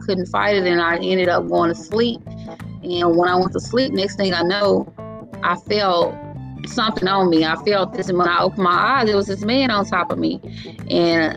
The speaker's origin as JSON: {"language": "English", "town": "Grenada", "region": "Mississippi", "country": "United States", "said": "I'm from Grenada, Mississippi"}